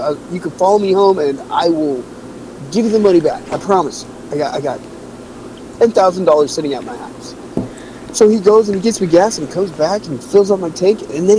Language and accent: English; Washington, United States; now in San Diego, United States; I'm from Washington